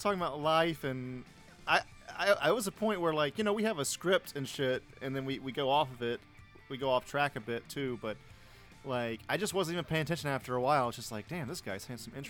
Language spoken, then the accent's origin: English; Atlanta, Georgia, United States; I'm from Atlanta.